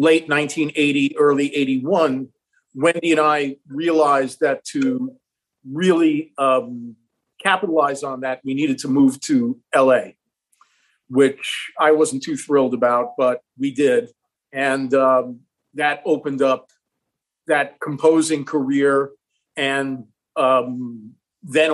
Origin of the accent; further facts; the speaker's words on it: Long Island, New York, United States; where I grew up in New York on Long Island